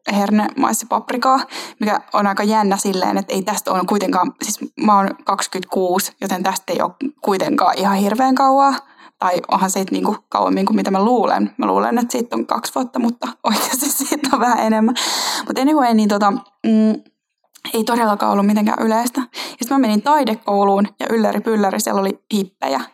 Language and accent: Finnish; Finland; tuosta radan varresta lähet, aika lähet Helsinkiin